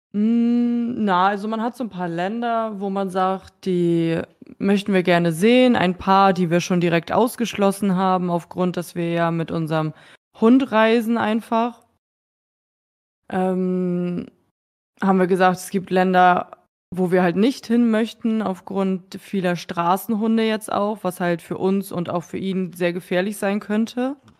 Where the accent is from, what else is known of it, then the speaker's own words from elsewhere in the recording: Schleswig-Holstein, Germany; moved away as an adult; also born or lived in Berlin / Munich; now in near Hamburg, Germany; ich komme ja ursprünglich aus Schleswig-Holstein, habe acht Jahre in Berlin gewohnt.